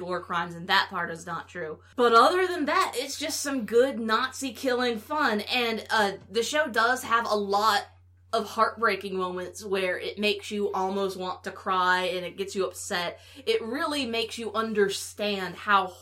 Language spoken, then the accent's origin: English; Huntsville, Alabama, United States; growing up in Huntsville